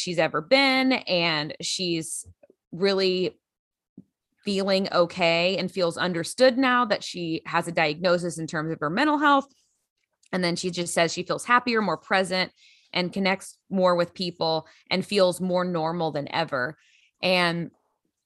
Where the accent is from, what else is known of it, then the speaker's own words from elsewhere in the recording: Grand Prairie, Texas, United States; also born or lived in Los Angeles; now in Lexington, United States; From my hometown, Grand Prairie, Texas.